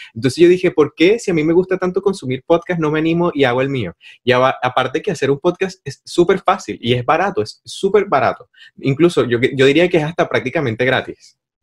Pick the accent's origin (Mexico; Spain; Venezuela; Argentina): Venezuela; Maracay, Aragua; now in Chile; allá en Maracay, de donde yo soy